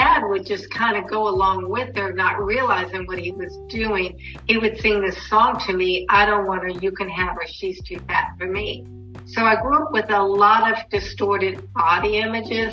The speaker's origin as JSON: {"language": "English", "town": "Norfolk", "region": "Virginia", "country": "United States", "tie": "born or raised there", "also_born_or_lived": "Portsmouth, Virginia", "said": "I'm originally from Virginia. I was born in Portsmouth, Virginia. I was raised in Norfolk, Virginia"}